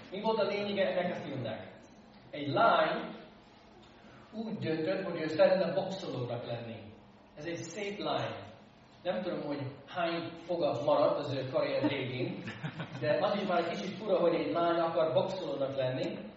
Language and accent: Hungarian; United States; born or raised there; Hungarian is a second language; now in Hungary